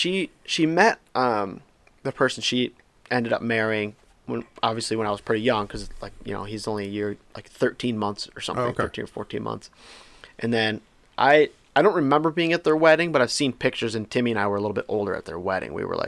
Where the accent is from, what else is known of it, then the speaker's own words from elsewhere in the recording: Michigan, United States; Yep. I was born in Michigan. Stayed in Michigan.